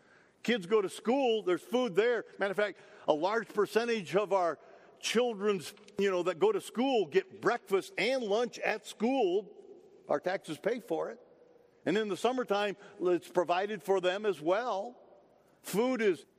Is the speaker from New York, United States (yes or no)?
no; Michigan, United States; also born or lived in Detroit; I grew up in Michigan, lived in Detroit while I was in school for a period of time.